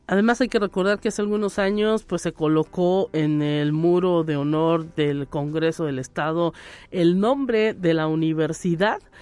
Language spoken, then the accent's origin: Spanish; Mexico; nosotros como mexicanos a lo mejor luego a veces somos muy pesaditos